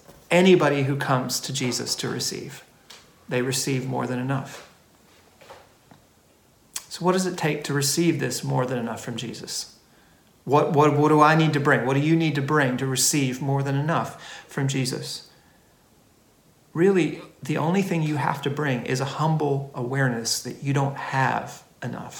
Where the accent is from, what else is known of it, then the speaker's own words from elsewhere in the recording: United States; now in Australia; I grew up in America